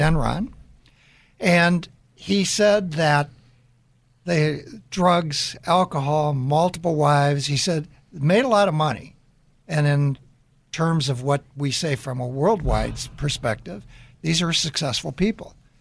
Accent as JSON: {"language": "English", "town": "Deerfield", "region": "Illinois", "country": "United States", "tie": "born or raised there", "said": "I grew up in the Chicago area in Deerfield, Illinois"}